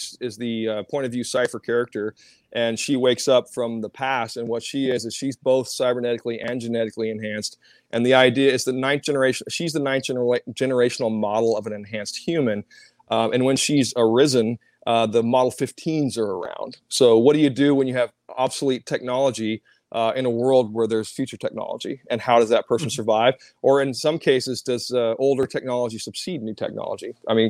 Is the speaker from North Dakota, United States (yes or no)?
yes; Minot, North Dakota, United States; born there; also born or lived in Cheyenne, Wyoming; I was born in Minot, North Dakota, at the military base.